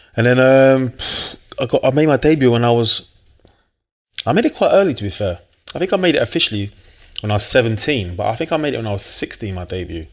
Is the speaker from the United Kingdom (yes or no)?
yes; London, United Kingdom; also born or lived in Blackheath, London / Manchester; I'm from South East London, New Cross originally.